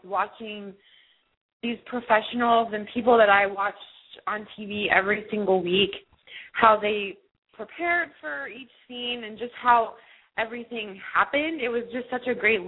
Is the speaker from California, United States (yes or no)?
no; Snellville, Georgia, United States; moved away; I was born and raised in Georgia. I was actually, I say Atlanta because no one really knows the town that I'm actually from. It's called Snellville.